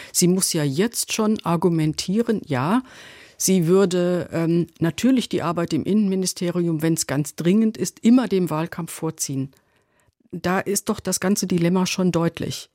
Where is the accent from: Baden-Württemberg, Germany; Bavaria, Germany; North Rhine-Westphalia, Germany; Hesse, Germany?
Hesse, Germany; wir Hessen